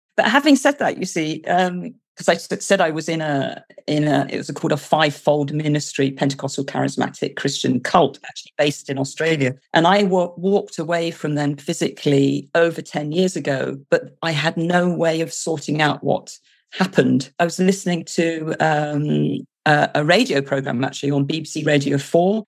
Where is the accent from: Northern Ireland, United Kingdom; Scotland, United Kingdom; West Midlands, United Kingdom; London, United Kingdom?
London, United Kingdom; moved away as an adult; also born or lived in United States; now in South West England, United Kingdom; I am British, as you can hear from my accent. Um, I'm originally from London, but I now live in the southwest of England